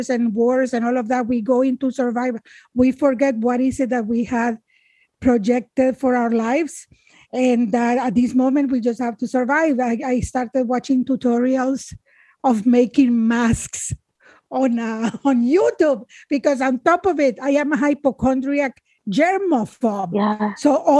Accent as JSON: {"language": "English", "region": "Managua", "country": "Nicaragua", "tie": "born or raised there", "moved": "as an adult", "said": "I am from Nicaragua. When I was 8 years old"}